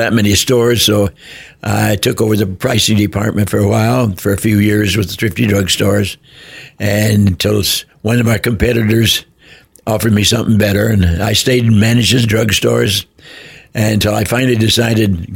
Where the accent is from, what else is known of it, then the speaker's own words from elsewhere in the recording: Kansas, United States; moved away; also born or lived in Prescott, Arizona; I was born in Kansas